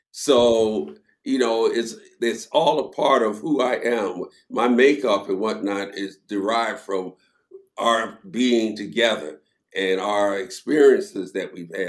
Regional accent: Philadelphia, Pennsylvania, United States; Well, you know, for me, it was a culture shock as well, because I was from Philadelphia. I had never been south.

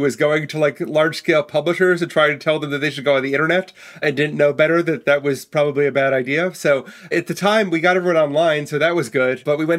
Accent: Milwaukee, Wisconsin, United States; So I may speak like an East Coaster, but I was born and raised in Milwaukee, Wisconsin, so which surprised everybody.

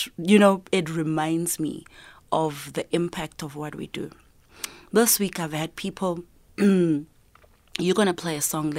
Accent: South Africa; I'm there as a South African artist to actually, you know, represent.

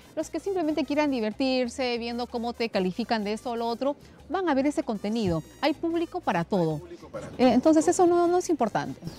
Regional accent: Cutervo, Cajamarca, Peru; now in Lima, Peru; Entonces yo soy de Cuterbo, pero tampoco soy de la capital. Soy de un caserío que está a un día de Cuterbo

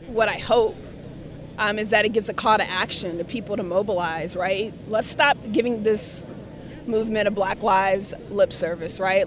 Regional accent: the South, United States; now in Seattle, United States; I'm from the South, born and raised. I'm a Southern girl

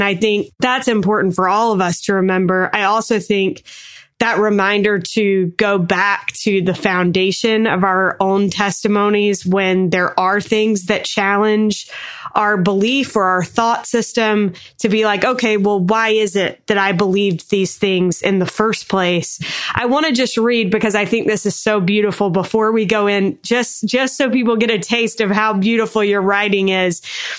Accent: North Carolina, United States; growing up in North Carolina, there were a couple of Black members of our ward who I loved and adored, but there weren't a lot.

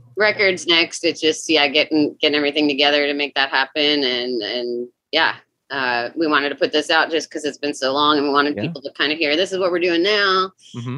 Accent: Minnesota, United States; now in Seattle, United States; I grew up in Minnesota as well

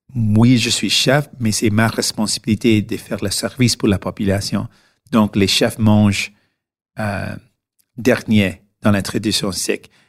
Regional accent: Canada; French is a second language; nous sommes tous de Canada

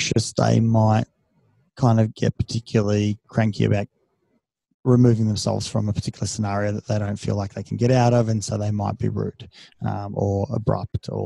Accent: Australia; first language Serbian; also born or lived in Serbia; I see myself as being an Australian with, Serbian heritage.

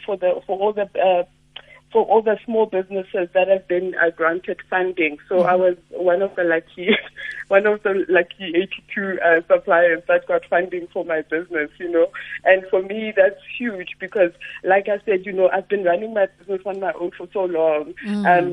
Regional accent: Sebokeng, Gauteng, South Africa; I'm from Sebokeng, and when I'm at home, there's actually no fiber

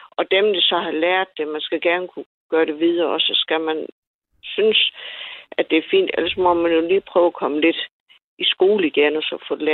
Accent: Nykøbing Falster, Zealand, Denmark; Jeg kan selv forstå det, selvom jeg kommer fra Nykøbing Falster.

